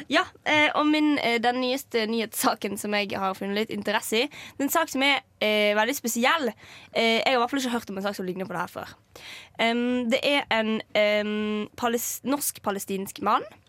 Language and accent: Norwegian; Western Norway, Norway; Jeg er fra Vestlandet